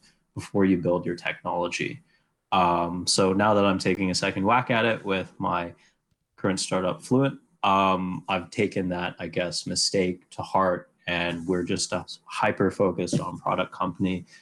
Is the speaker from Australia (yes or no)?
no; Vancouver, British Columbia, Canada; moved away as an adult; now in Montreal, Canada; I went to school here in the beautiful city of Montreal, but I'm from Vancouver originally.